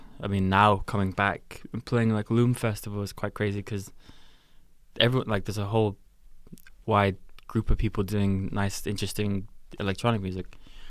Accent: Glasgow, Scotland, United Kingdom; definitely like a lot of like Glasgow stuff growing up in Glasgow was really nice to see, because it was like, wow, these people are from here.

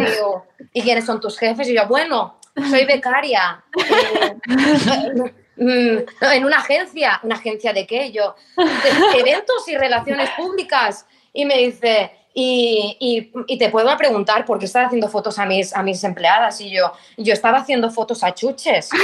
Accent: Mallorca, Balearic Islands, Spain; moved away as an adult; now in Barcelona, Spain; somos de Mallorca

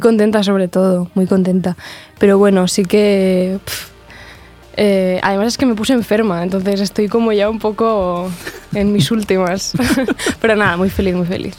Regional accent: Sant Julià de Lòria, Andorra; moved away as an adult; now in Barcelona, Spain; Yo, soy de, de San Julián de Loria, o sea, sí que soy de Andorra

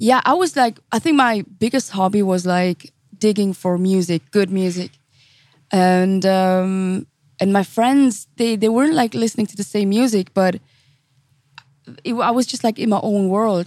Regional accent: St. Gallen, Switzerland; also born or lived in Zurich; I was born and raised in Switzerland

